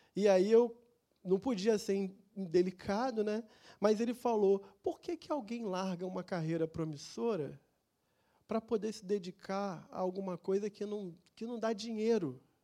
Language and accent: Portuguese; Rio de Janeiro, Brazil; lá no meu bairro tinha a escola de samba